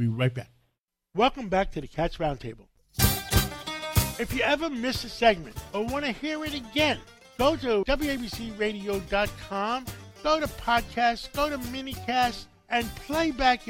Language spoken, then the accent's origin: English; Greece; moved away; I was born in Greece.